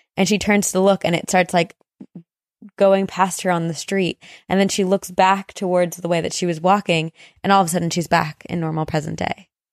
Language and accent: English; New Jersey, United States; moved away; growing up in New Jersey, that's, the summer was our time to do these big trips.